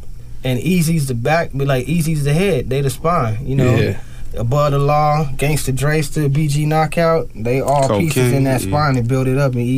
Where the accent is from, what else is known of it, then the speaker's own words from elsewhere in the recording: Compton, California, United States; where I grew up, I had white neighbors on both sides in the middle of Compton, growing up in Compton from day one.